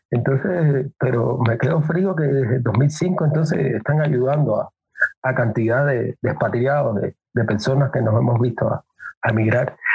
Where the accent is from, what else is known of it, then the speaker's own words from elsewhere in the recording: Cuba; now in Ecuador; fue cuando arribé mm. aquí a Ecuador, salí de Cuba.